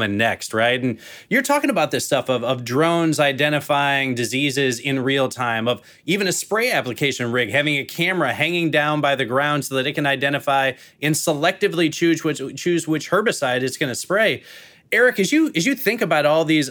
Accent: Chicago, Illinois, United States; now in St. Louis, United States; I am in St. Louis now, but I come from the Chicagoland area.

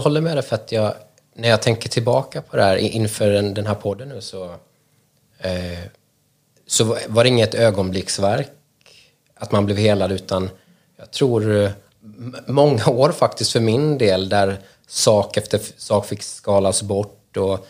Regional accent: Småland, Sweden; moved away as an adult; now in Stockholm, Sweden; Jag är uppvuxen i Småland men har bott i mm. Stockholm mm. cirka 20 år nu

